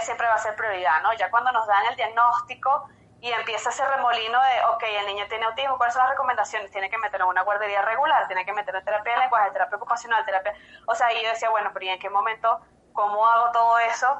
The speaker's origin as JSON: {"language": "Spanish", "town": "Caracas", "region": "Capital District", "country": "Venezuela", "moved": "as an adult", "lives_now": "Quito, Ecuador", "said": "soy venezolana, yo soy de Caracas"}